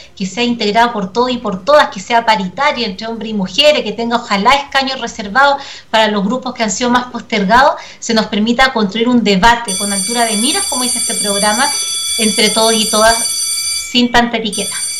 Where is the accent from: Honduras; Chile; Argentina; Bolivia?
Chile; nosotros y nosotras como chilenos y chilenas